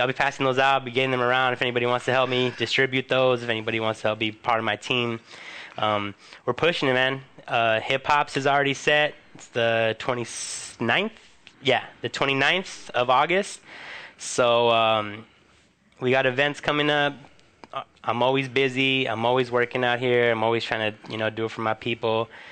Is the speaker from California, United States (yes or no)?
yes; Huntington Park, California, United States; on Pacific Boulevard in my hometown